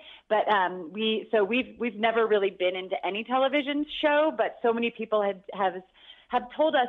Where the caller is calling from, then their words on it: Mammoth Lakes, California, United States; Mammoth Lakes, California is where I've lived for 19 years.